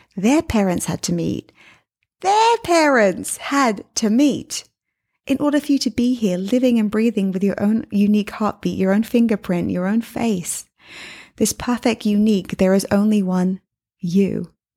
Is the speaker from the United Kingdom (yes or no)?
yes; England, United Kingdom; also born or lived in New York City; now in Miami, United States; I'm from England